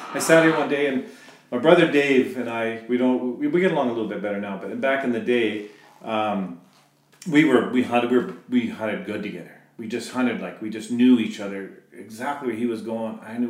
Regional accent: Bradner, United States; So we all hunted. And we grew up in Bradner, and hunting was, like we had a dairy farm

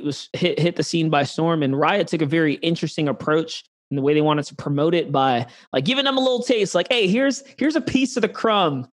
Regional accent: New York City, New York, United States; now in Texas, United States

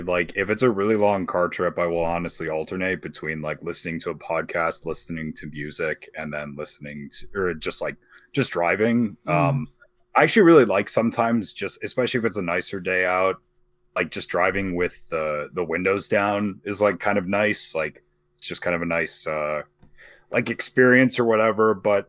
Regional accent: Ireland; I am Irish.

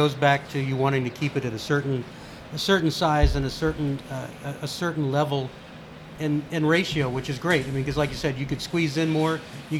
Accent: Texas, United States; I grew up in Texas.

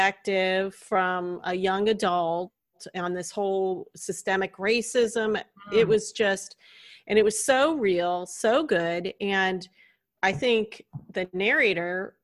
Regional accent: the South, United States; I'm from the South

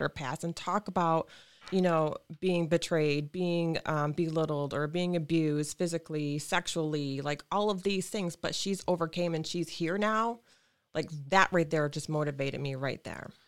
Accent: Lansing, Michigan, United States; I was born and raised in Lansing

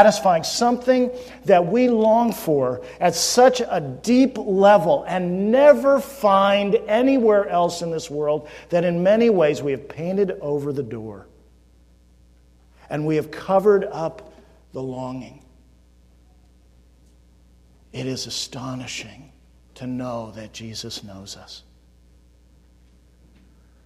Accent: California, United States; I grew up in California, so hiking meant Sierra Nevadas

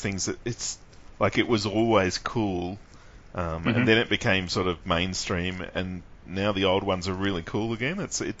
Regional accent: Australia; as an Australian, I'll go to a comic convention and I'm quite lucky to see Nicholas Scott or Tom Taylor.

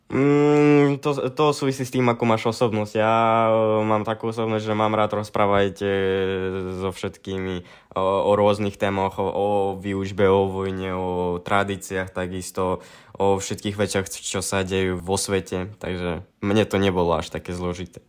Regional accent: Bila Tserkva, Kyiv Oblast, Ukraine; Slovak is a second language; now in Bratislava, Slovakia; pochádzam z mesta Bila Cerkva, ktoré sa nachádza v Kývskej oblasti vedľa Kievu

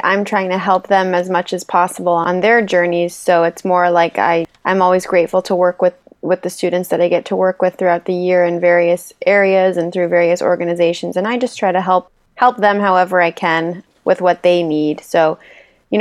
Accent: West Hartford, Connecticut, United States; moved away as an adult; also born or lived in Rochester, New York; I was born in Hartford, raised in West Hartford, and came through Hall High School

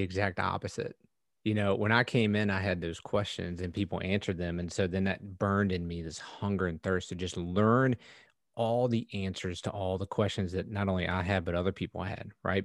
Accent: United States; I grew up in America

